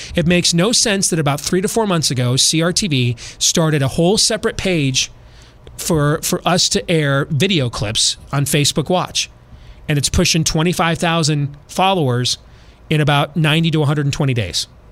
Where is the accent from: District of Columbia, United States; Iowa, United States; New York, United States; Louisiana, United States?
Iowa, United States; also born or lived in Florida / California / Midwest; I'm from Iowa